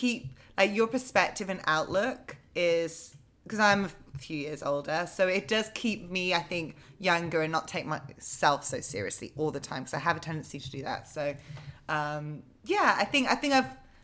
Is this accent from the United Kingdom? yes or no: yes; England, United Kingdom; moved away as an adult; also born or lived in London; now in New York, United States; I'm from a very small town in England